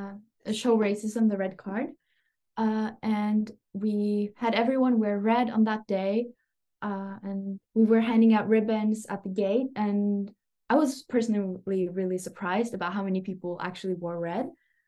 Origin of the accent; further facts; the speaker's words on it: Norway; now in Germany; I come from Norway and we don't really have clubs like this